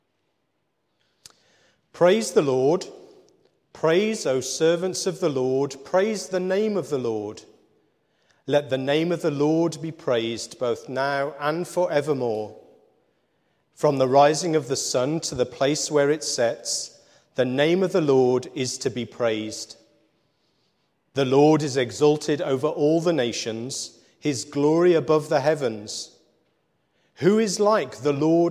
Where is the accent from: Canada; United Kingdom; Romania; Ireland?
United Kingdom; Wolverhampton, West Midlands; moved away; also born or lived in Shropshire; I grew up in Wolverhampton on the other side of the M6.